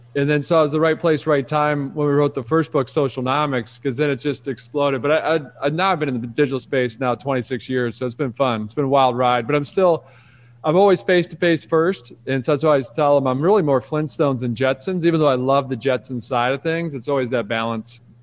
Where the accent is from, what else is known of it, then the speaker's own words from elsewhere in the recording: Rochester, Michigan, United States; I grew up in Detroit, outside of Detroit